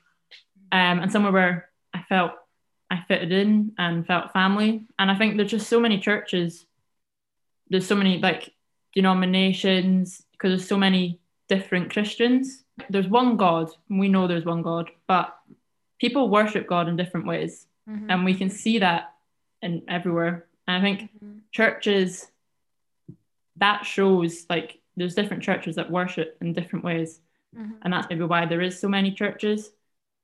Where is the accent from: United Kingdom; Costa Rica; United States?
United Kingdom; Kyleakin, Scotland; moved away as an adult; now in Glasgow, United Kingdom; I'm from the Isle of Skye in Kailaken.